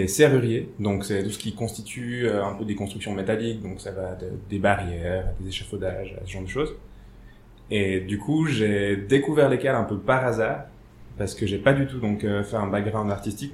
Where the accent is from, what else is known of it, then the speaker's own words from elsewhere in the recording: Switzerland; j'ai grandi ici à Tiran